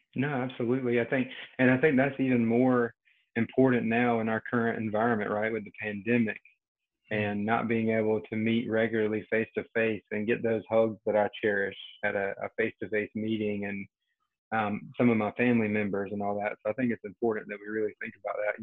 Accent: Rocky Mount, Eastern North Carolina near Wilson, United States; now in Cary, United States; I'm from Eastern North Carolina near Wilson, Rocky Mount area

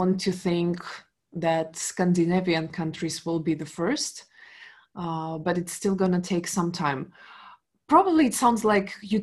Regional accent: Donetsk, Donetsk Oblast, Ukraine; I was born in Ukraine, in the eastern part of Ukraine, in the city called Donetsk.

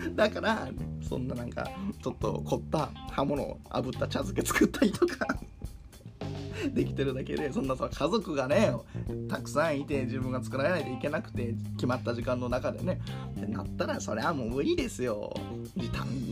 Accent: Kakogawa, Hyogo, Japan; moved away; 淡津という地域で自分は生まれ育ってます

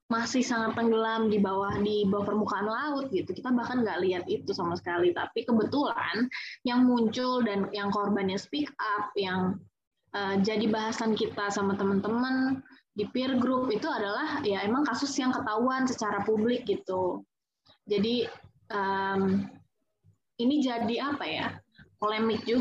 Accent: Serang, Banten, Indonesia; ada satu komunitas di Serang gue kan orang Serang ya

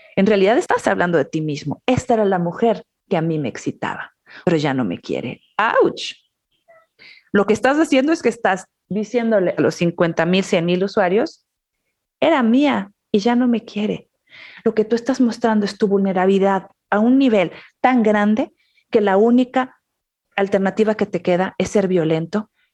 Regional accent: Mexico; now in United States; soy migrante, nací en México, vivo en Estados Unidos

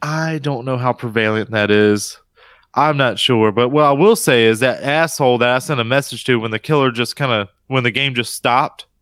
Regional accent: United States; this Carolina boy

